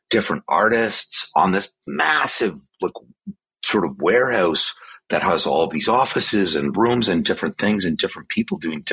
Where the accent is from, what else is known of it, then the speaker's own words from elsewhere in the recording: Canada; where I grew up in Canada